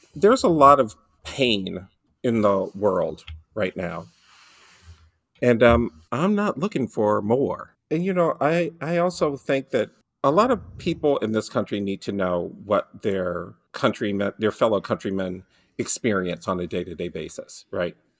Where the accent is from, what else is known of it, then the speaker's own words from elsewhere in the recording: Detroit, Michigan, United States; I grew up in Detroit, and one of the things you learn growing up in Detroit